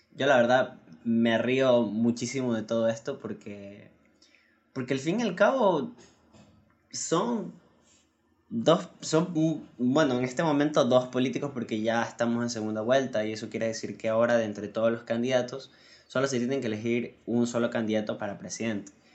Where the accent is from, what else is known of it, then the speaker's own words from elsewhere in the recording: Ecuador; aquí en mi país, en Ecuador